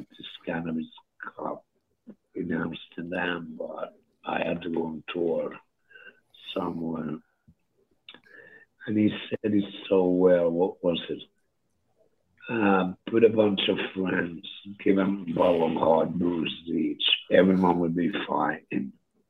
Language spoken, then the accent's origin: English; Stockholm, Stockholm County, Sweden; moved away; We're from Stockholm. But I ended up here because of tax.